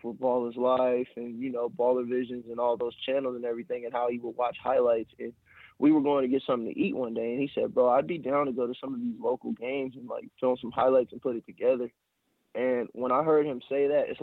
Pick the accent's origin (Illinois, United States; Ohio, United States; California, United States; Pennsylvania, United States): California, United States; Long Beach; I'm from Long Beach, California. Graduated from Long Beach Poly on the east side of Long Beach in 2011